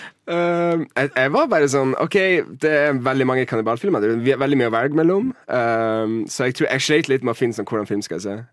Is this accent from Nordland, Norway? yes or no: yes; Mo i Rana, Nordland, Norway; moved away as an adult; now in Oslo, Norway; kommer fra Mo i Rana